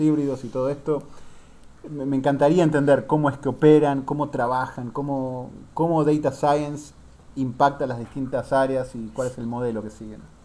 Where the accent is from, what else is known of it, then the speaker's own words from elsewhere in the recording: Argentina; siendo yo argentino